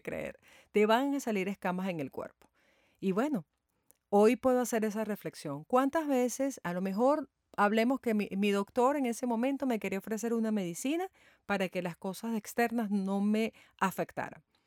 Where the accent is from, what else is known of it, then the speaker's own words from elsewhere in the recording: Venezuela; en mi país, Venezuela